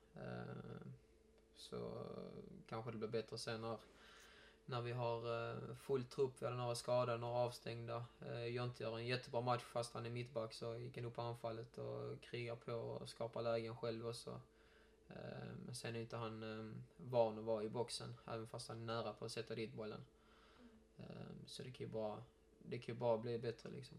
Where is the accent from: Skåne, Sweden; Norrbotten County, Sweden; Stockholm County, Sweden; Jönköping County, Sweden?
Skåne, Sweden; Malmö; jag är ju uppväxt i Malmö